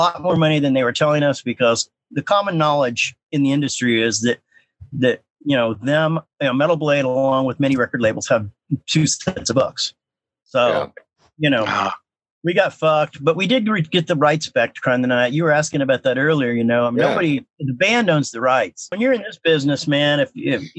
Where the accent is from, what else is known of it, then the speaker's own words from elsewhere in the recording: Kansas City, Missouri, United States; we're from Kansas City